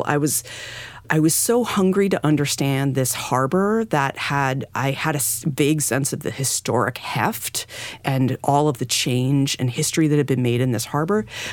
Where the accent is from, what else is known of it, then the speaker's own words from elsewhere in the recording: New England, United States; moved away; I grew up in New England